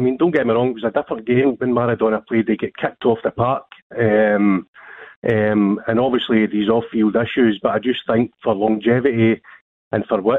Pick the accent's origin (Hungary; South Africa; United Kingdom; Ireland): United Kingdom; Scotland; I'm a Scotsman